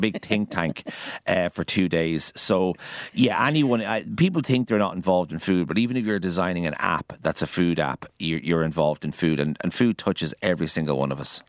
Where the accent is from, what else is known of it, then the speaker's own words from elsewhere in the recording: County Kildare, Ireland; also born or lived in Dublin; now in Galway, Ireland; I went to school in Kildare, so that's where I'm from.